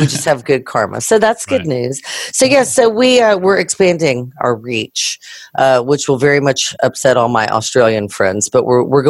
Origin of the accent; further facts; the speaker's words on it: Louisiana, United States; I'm a mutt. I'm from Louisiana.